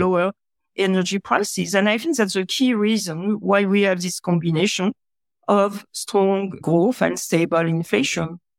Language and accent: English; France; now in California, United States; I was born in France.